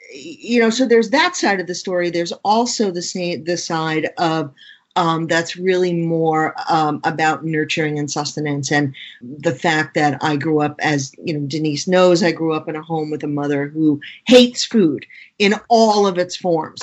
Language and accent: English; New York City, New York, United States; I grew up in Queens, New York in the 1960s and 70s.